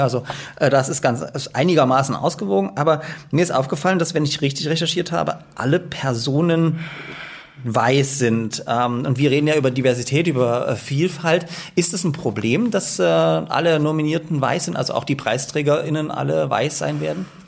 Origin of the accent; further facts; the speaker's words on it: Dresden, Saxony, Germany; now in Leipzig, Germany; Ich bin ja auch in Dresden geboren